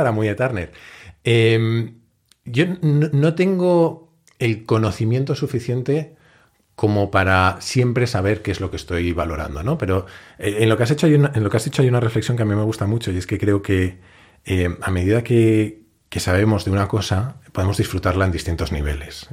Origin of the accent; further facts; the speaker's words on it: Madrid, Community of Madrid, Spain; also born or lived in Asturias / Mallorca / Menorca / Cuenca; yo nací en Madrid, pero pronto nos mudamos a Asturias, de allí a Mallorca, Menorca y luego Cuenca, donde estuvimos, además había un movimiento pictórico en Cuenca importante y tal, y estuvimos viviendo allí eh, dos o tres años hasta que ya volvimos a Madrid y ya empecé a tener una vida un poco más normal